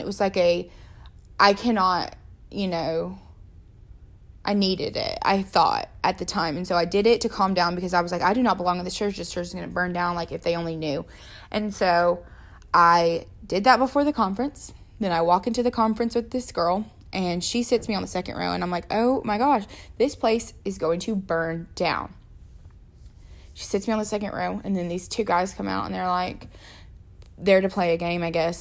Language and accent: English; Georgia, United States; also born or lived in Jacksonville, Florida; So I was born in Jacksonville, Florida at nine years old on my actual ninth birthday. I moved to Georgia